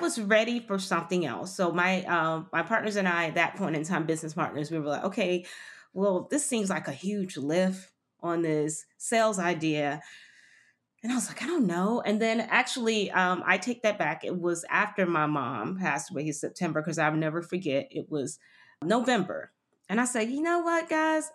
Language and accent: English; Miami, Florida, United States; moved away as an adult; also born or lived in London; I grew up in Miami